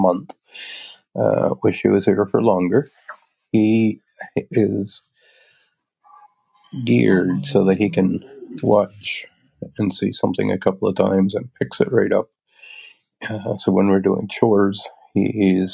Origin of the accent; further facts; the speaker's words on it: Little River, Nova Scotia, Canada; now in Bear River, Canada; my hometown area in Little River, Yarmouth County, Nova Scotia